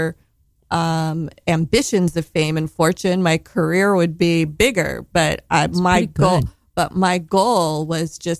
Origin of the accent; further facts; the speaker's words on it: Los Angeles, California, United States; also born or lived in London; I grew up in Los Angeles